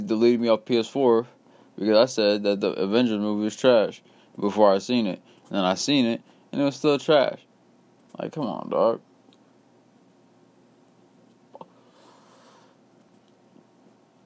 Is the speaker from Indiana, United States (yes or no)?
yes; West Lafayette / Lafayette, Indiana, United States; my hometown of West Lafayette / Lafayette, Indiana.